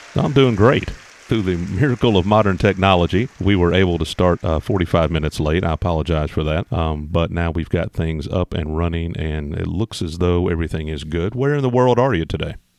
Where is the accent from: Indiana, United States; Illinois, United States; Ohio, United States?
Indiana, United States; I grew up in Indiana